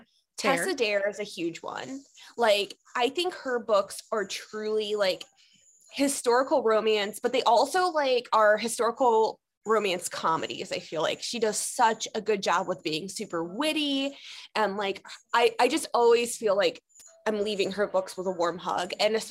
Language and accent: English; Cleveland, Ohio, United States; moved away; I'm from Cleveland originally.